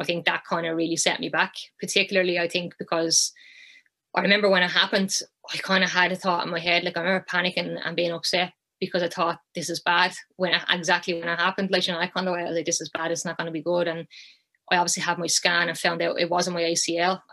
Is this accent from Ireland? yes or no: yes; Ireland; moved away as an adult; also born or lived in Sunderland; I was back home in Ireland